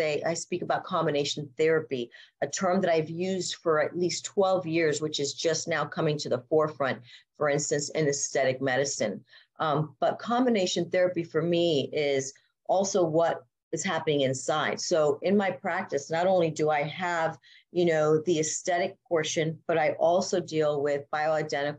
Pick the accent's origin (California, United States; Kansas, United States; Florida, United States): Florida, United States; South Miami; moved away as an adult; also born or lived in Coral Gables, Florida / Tampa, Florida; now in Dunedin, United States; I grew up in South Miami